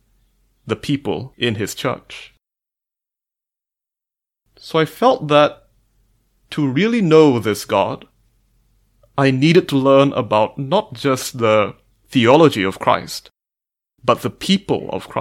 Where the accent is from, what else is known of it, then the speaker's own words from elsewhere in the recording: Malaysia; I am a mathematician from Malaysia.